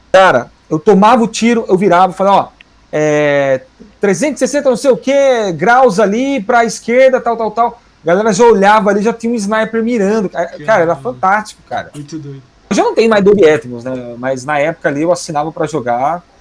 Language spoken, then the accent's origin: Portuguese; interior of São Paulo, Brazil; sou do interior de São Paulo